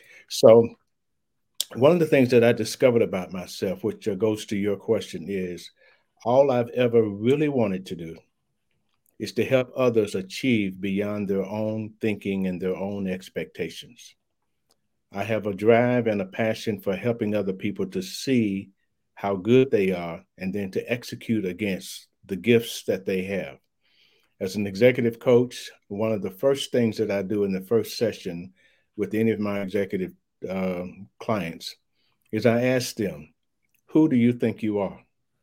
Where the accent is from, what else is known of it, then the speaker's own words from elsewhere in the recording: Louisville, Kentucky, United States; You know, I was raised in Louisville, Kentucky, went to high school there.